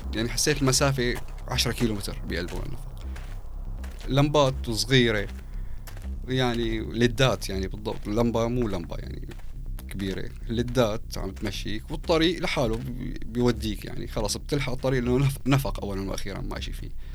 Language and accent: Arabic; Syria; moved away as an adult; also born or lived in Eastern Ghouta; نحن خمسه شوام